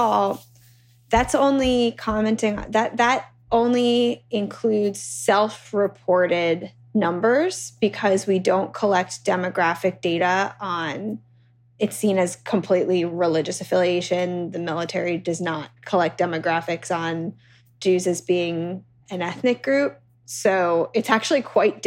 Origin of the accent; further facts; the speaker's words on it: New York City, New York, United States; now in Washington, D.C., United States; growing up in the United States, growing up in New York at a time